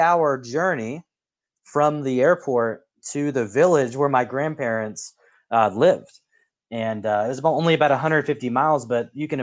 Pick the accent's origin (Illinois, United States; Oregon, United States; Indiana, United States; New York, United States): Oregon, United States; Portland; where I grew up in the Pacific Northwest. I grew up in Portland